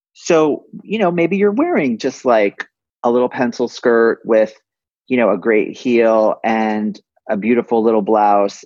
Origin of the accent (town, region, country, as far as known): West Hartford, Connecticut, United States; born or raised there